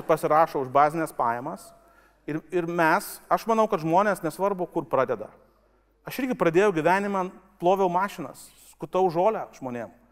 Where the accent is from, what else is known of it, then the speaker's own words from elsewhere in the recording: Kaunas, Kaunas County, Lithuania; nuo to, kad gimiau Kaune.